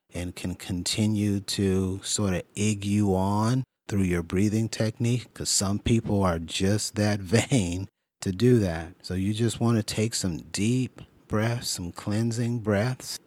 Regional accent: California, United States; Growing up in California

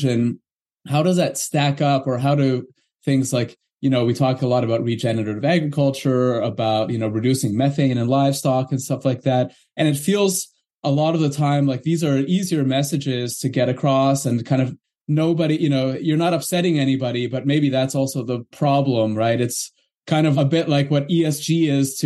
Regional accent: Canada; I'm from Canada

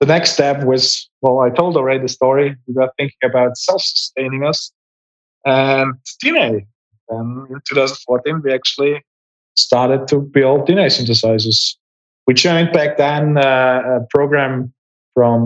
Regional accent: Graz, Styria, Austria; I was studying molecular biology in my hometown in Graz, in Austria

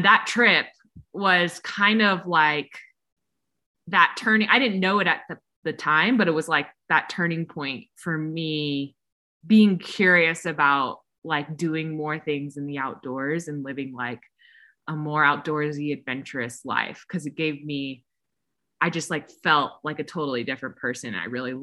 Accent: Texas, United States; moved away as an adult; also born or lived in California; I grew up in Texas

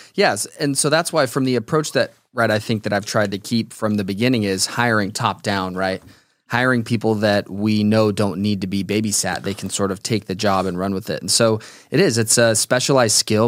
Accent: Las Vegas, Nevada, United States; born and raised in Las Vegas.

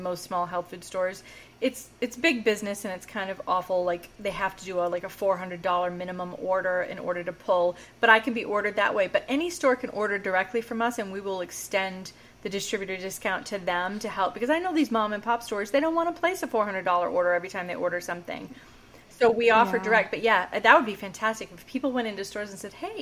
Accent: New England, United States; accent: New England; my New England accent

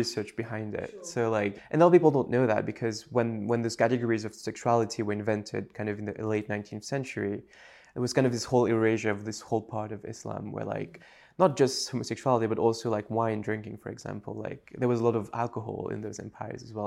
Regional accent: Mauritius; first language French; English is a second language; moved away as an adult; also born or lived in United States

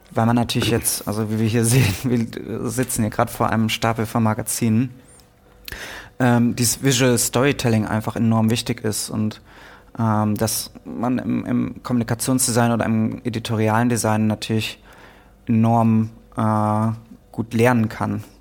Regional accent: Münster, North Rhine-Westphalia, Germany; In Münster, okay. Ja, meiner Heimatstadt.

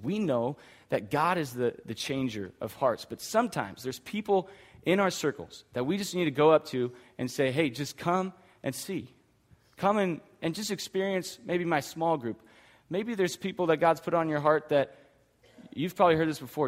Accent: Hanford, United States; I grew up in Hanford

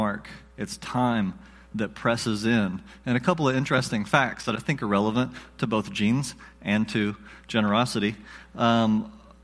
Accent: the South, United States; I'm from the South, so we pronounce things funny.

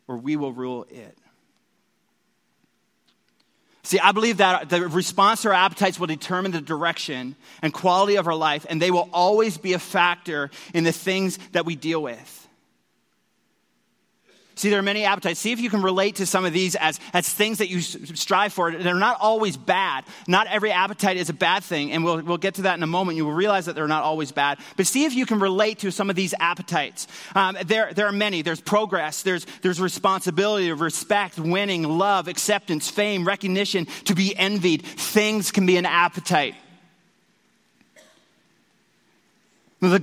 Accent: Newfoundland and Labrador, Canada; I grew up in Newfoundland

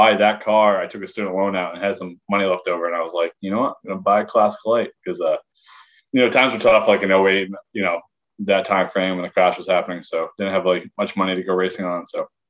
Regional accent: Framingham, Massachusetts, United States; I grew up in Framingham, Mass. I grew up racing at Hudson Speedway.

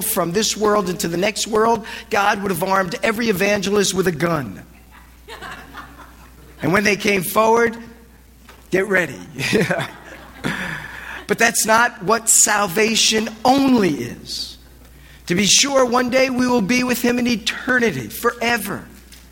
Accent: New Jersey, United States; now in Los Angeles, United States; I was raised in Jersey

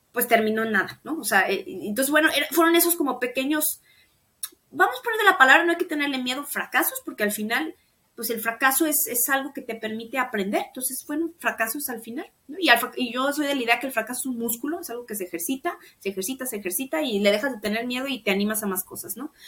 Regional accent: Mexico; mi país y en México

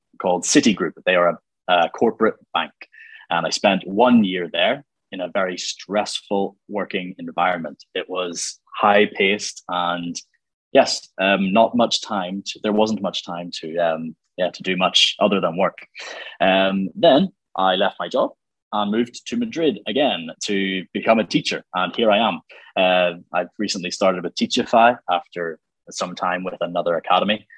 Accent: Killinchy, Northern Ireland, United Kingdom; also born or lived in Newcastle, England / Santiago, Chile; I'm from south of this capital city of Belfast, in a little village called Killinchy

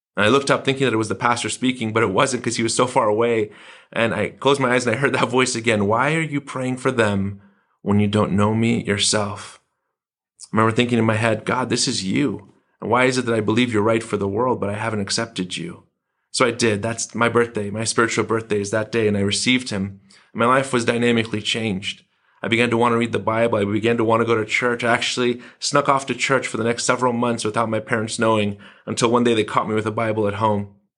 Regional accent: Iran; now in United States; It's Iran. This was where I was raised in the nineteen seventies.

